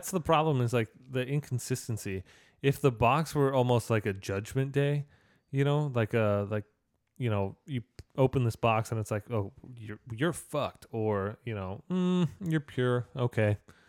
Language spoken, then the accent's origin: English; Canada; Saskatchewan. I'm Canadian.